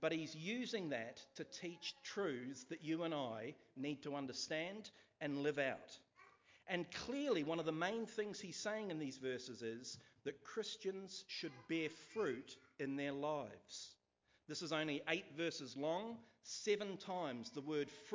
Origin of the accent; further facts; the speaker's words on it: Nelson, New Zealand; So I grew up outside of Nelson itself is not really urban, but I lived miles outside Nelson in a small place called Wakapuaka